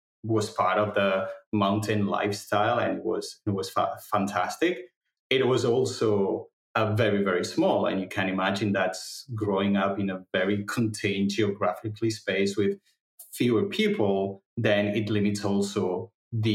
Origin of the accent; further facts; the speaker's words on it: Andorra; first language Catalan; English is a second language; moved away as an adult; also born or lived in France / Barcelona, Spain / London, United Kingdom; I'm from Andorra